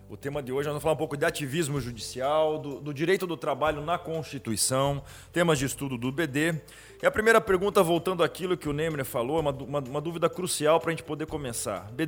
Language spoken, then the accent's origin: Portuguese; South Region, Brazil; As pessoas perguntam por que, eu sou sulista e flamenguista